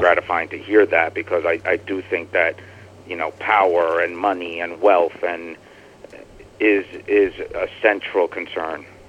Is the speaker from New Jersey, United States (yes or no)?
yes; New Jersey, United States; also born or lived in Brooklyn; I'm from New Jersey. I I live in Jersey.